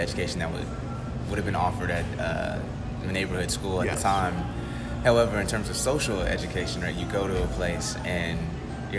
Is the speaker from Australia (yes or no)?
no; Seattle, Washington, United States; I grew up in Rainier Beach